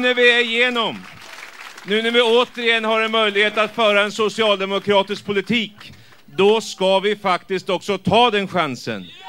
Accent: Värmland, Sweden; säger jag som värmlänning som växte upp.

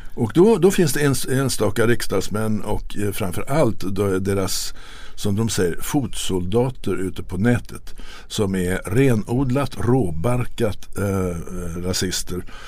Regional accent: Sweden; som svensk

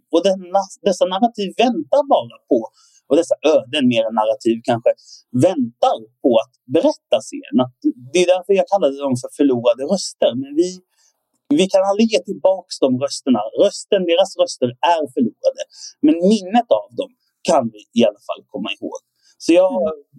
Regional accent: Sweden; jag är ju uppvuxen här i Sverige, men till en svensk pappa och en israelisk mamma

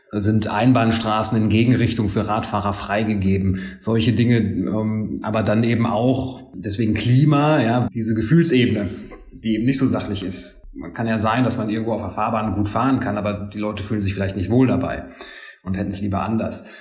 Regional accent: Lüdenscheid, North Rhine-Westphalia, Germany; meine Heimatstadt nehme ich immer gerne als Beispiel, die immer als äh, in der Städtegröße ziemlich weit hinten landet, Lüdenscheid

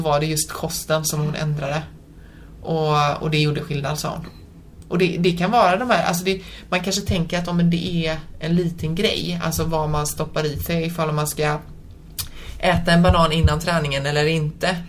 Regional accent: Sweden; jag är född och uppvuxen här i Sverige men mina föräldrar är från Polen

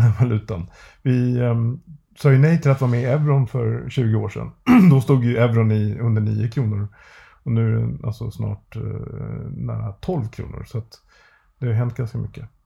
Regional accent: Sweden; vi svenskar

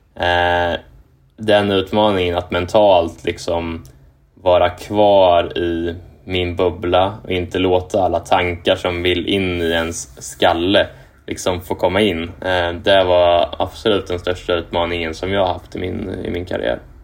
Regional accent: Kumla, Örebro County, Sweden; moved away as an adult; also born or lived in Japan; now in Indianapolis, United States; jag är uppvuxen i Kumla eh, som är ju ja, en kvart från Örebro

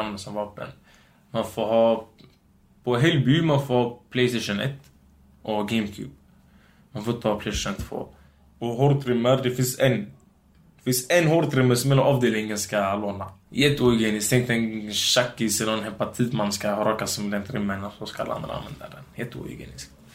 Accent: Gothenburg, Västra Götaland, Sweden; first language Romani; Swedish is a second language; also born or lived in Biskopsgården; Jag är från Göteborg, Hisingen

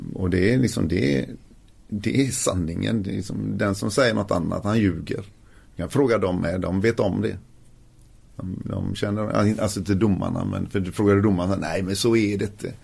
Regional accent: Gothenburg, Västra Götaland, Sweden; also born or lived in Fässberg; jag är ju från Göteborg

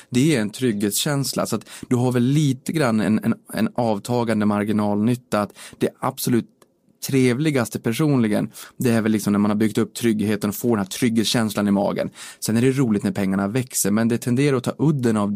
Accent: Boden, Norrbotten County, Sweden; moved away as an adult; now in Stockholm, Sweden; Så det är ju hela anledningen till varför jag drog mina rötter från Boden och flyttade ner hi

